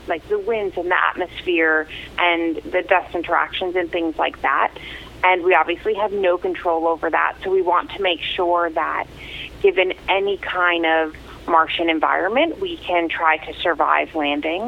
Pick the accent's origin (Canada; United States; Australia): United States; Croton-on-Hudson, New York; moved away as an adult; also born or lived in Atlanta, Georgia; now in Pasadena, United States; I grew up in Croton on Hudson. I went to like all Croton schools my whole life